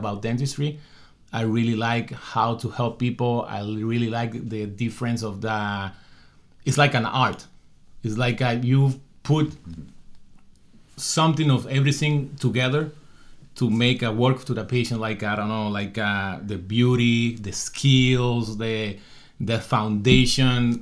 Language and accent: English; Dominican Republic; moved away as an adult; I come from the Dominican Republic